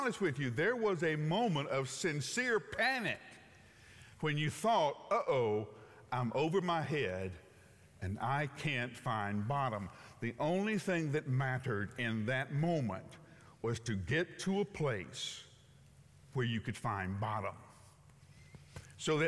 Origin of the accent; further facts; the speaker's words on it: Huntsville, Alabama, United States; moved away; I grew up in Alabama